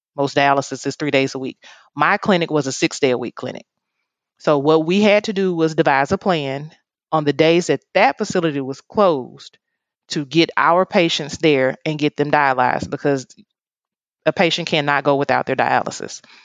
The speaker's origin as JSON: {"language": "English", "town": "Oxford", "region": "Mississippi", "country": "United States", "tie": "born or raised there", "moved": "yes", "lives_now": "Jackson, United States", "said": "I actually was not born um, in Jacksonville, Mississippi. I was born in Oxford, Mississippi."}